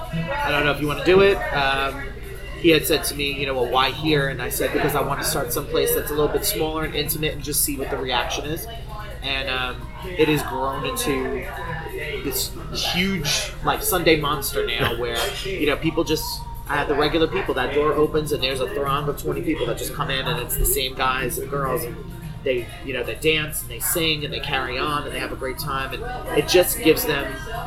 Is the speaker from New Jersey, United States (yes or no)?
yes; New Jersey, United States; moved away; years ago from New Jersey. And literally the first scene that accepted me being down here, you know, as a Northerner or a Yankee